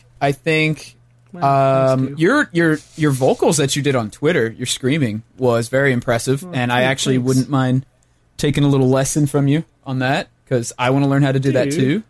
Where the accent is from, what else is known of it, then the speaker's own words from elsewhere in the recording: Missouri, United States; I'm from Missouri, and Missouri's in the United States